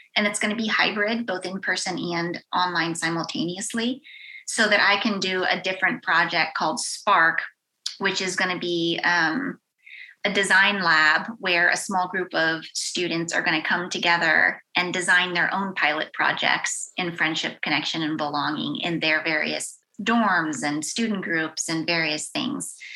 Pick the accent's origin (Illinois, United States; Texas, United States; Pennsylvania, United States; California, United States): Pennsylvania, United States; Western; moved away; I grew up in Western Pennsylvania in a very small town